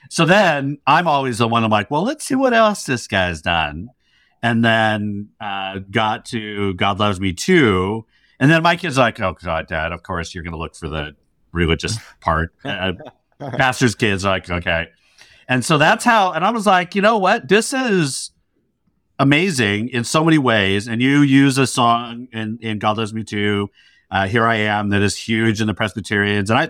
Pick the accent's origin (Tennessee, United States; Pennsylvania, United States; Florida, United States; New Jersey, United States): New Jersey, United States; now in New York, United States; I'm from New Jersey.